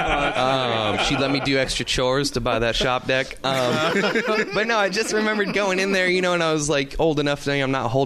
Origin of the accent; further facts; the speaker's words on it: Southern California, United States; moved away as an adult; now in Tacoma, United States; I grew up in Southern California